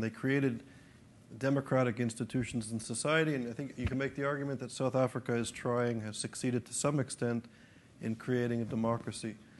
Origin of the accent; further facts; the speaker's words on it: Canada; a Canadian, a person born in Canada